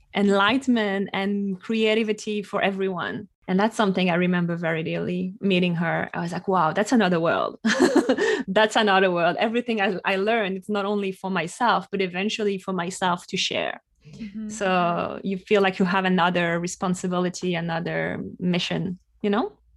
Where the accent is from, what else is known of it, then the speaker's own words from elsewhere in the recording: west coast of France, close to La Rochelle, Nouvelle-Aquitaine, France; now in New York City, United States; I'm from France, uh, from the west coast of France, close to La Rochelle. Uh, and right now I'm based in New York City